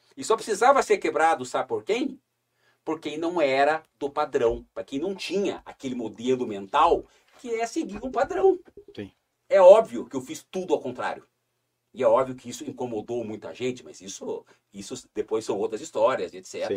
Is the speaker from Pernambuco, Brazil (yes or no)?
no; Curitiba, Paraná, Brazil; moved away as an adult; now in Foz do Iguaçu, Brazil; eu nasci em Curitiba, estou aqui é, já há 31 anos, 32 anos, 33 anos, eu vim para cá com 19 para 20 anos